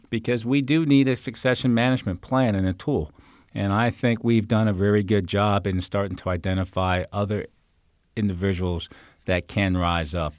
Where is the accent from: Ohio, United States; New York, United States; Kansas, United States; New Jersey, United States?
New York, United States; New York area, United States; now in Fairfax County, United States; I'm from New York area.